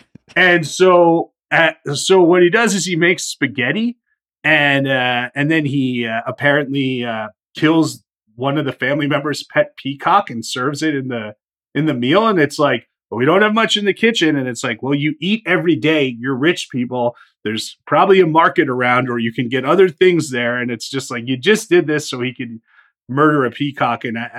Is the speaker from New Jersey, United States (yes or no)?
no; Illinois, United States; I grew up in Illinois.